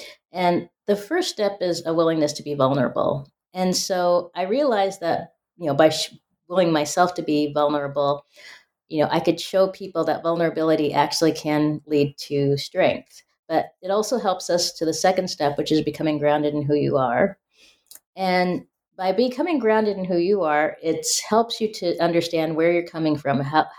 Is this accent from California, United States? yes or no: no; Spokane, Washington, United States; growing up in Spokane, Washington, you know, being a first generation college goer